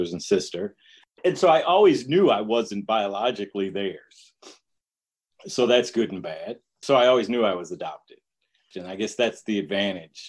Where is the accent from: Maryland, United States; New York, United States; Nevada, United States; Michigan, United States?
Michigan, United States; Detroit; I grew up in Detroit